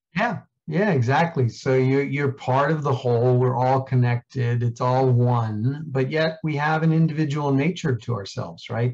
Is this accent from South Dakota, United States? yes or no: no; New York City, New York, United States; I grew up in Queens, New York